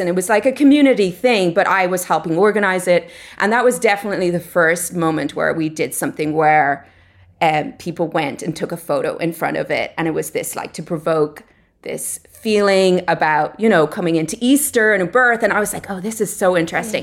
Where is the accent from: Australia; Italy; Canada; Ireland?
Ireland; moved away as an adult; now in Los Angeles, United States; I'm originally from Ireland. I grew up there, um, and I went to college there